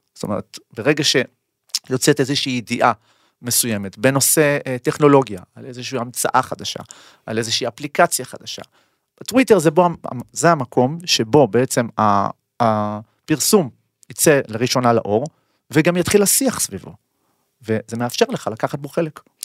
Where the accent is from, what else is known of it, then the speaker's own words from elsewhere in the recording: Israel; אנחנו כישראלים